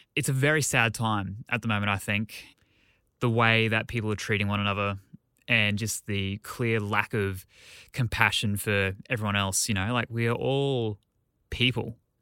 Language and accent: English; Australia; as an Australian.